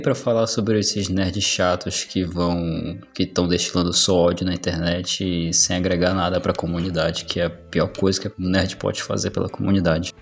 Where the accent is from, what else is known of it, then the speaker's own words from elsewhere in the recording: Belém, Pará, Brazil; Eu sou paraense, moro no Pará. Belém do Pará, especificamente a capital.